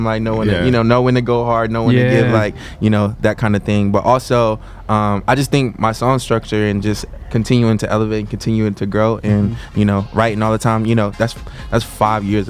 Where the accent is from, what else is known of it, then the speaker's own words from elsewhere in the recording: Bristol, United States; now in Nashville, United States; I'm from Bristol, so you know, in the small town Bristol, like you can feel like a celebrity because it's so small. It's like, you know, I go home back in Bristol